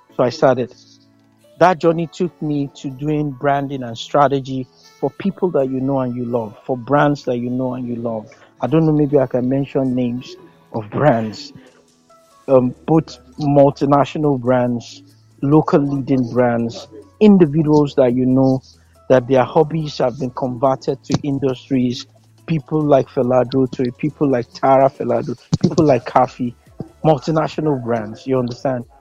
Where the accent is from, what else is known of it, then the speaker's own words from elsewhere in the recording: Kano, Kano State, Nigeria; I was born in Kano. I can speak Hausa fluently.